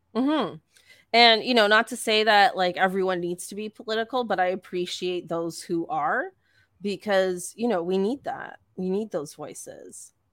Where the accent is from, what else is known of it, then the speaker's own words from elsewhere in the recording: Eastern Canada, Canada; as a Canadian